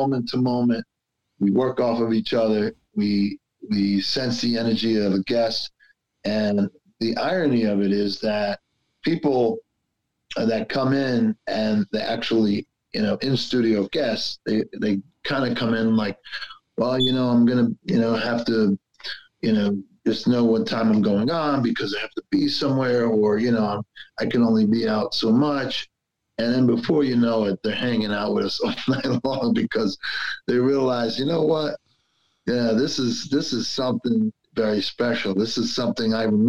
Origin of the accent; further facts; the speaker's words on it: Clifton, New Jersey, United States; also born or lived in Belleville, New Jersey / Newark, New Jersey; me growing up in Clifton and then in Belleville and then hanging out and working in Newark